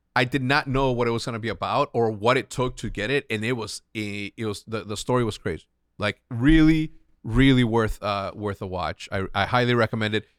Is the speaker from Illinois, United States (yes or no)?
yes; Chicago, Illinois, United States; growing up in Chicago